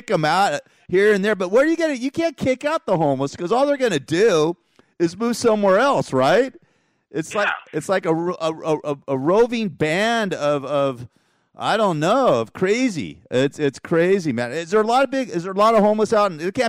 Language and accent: English; Los Angeles, California, United States; you and I were both born and raised in Los Angeles. You in South Central, me in the Valley.